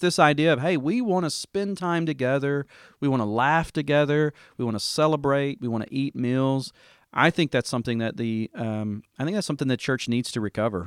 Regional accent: Dover, Tennessee, United States; kind of a rural church in my hometown, Dover, Tennessee

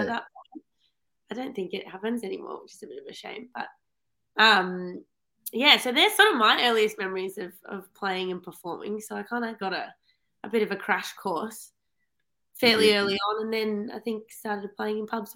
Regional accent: Tasmania, Australia; I'm from Tassie.

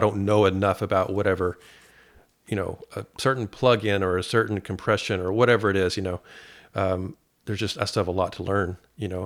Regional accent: Paducah, Kentucky, United States; I'm from Paducah.

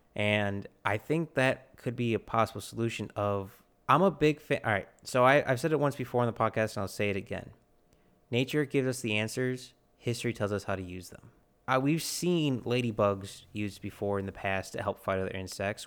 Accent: United States; we're American

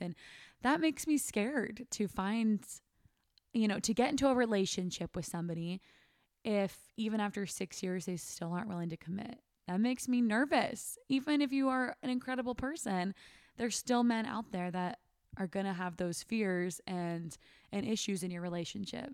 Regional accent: Sacramento, California, United States; moved away; I never want to live in Sacramento again. That's my hometown

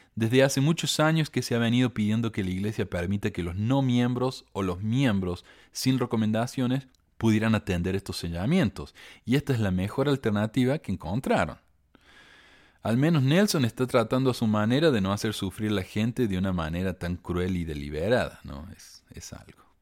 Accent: Córdoba, Argentina; Yo, yo soy de Argentina, ¿verdad? Cuando yo era chico, en la iglesia hacíamos viajes al templo una vez al año. Contratábamos un, autobús, un camión, y íbamos a la, al templo, nos llevaba 12 horas de viaje de Córdoba hasta Buenos Aires

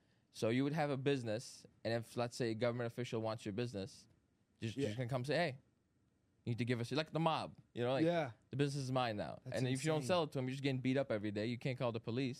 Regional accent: Schaumburg, Illinois, United States; also born or lived in Armenia; now in Elk Grove Village, United States; So I was born in Armenia, bro, and I was raised there up until 9 years old. Okay. Then I moved to the Chicago suburb, Schaumburg, at nine, and I've been there ever since. Well, I'm in Elk Grove now, but I've been there ever since. I'm 27.

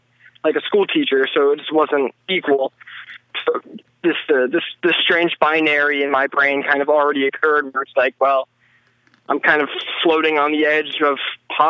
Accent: Bloomington, Indiana, United States; also born or lived in Granville, Ohio; I was born in Bloomington, Indiana, where I'm generally from, where I say I'm from and where my band is from. But in reality, I was born here, and then we moved for the first 8 years of my life to a place called Granville in Ohio

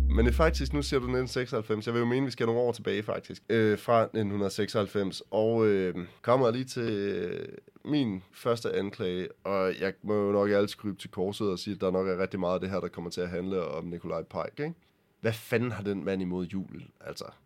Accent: Denmark; jeg er fra Jylland

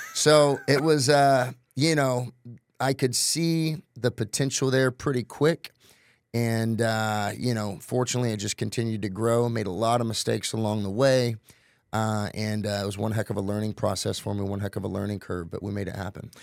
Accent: Tulsa, Oklahoma, United States; I'm originally from Tulsa, Oklahoma

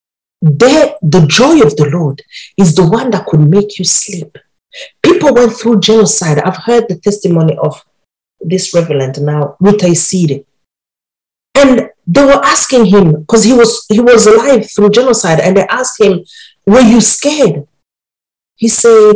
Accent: Burundi; I grew up in Burundi

